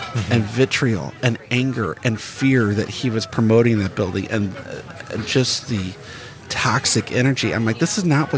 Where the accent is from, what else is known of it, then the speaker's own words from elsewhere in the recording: Bridgeton, Missouri, United States; I grew up in Bridgeton, 10, 15 minutes away from Ferguson